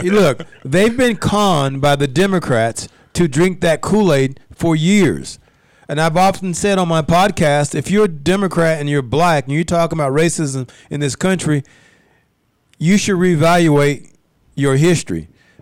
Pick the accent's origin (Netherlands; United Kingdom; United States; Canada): United States; East Coast; You know, I'm not from Utah, nor am I LDS. I'm actually from the East Coast.